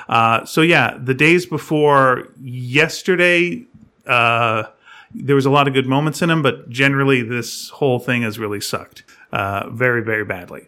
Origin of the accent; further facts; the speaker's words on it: Canada; I'm Canadian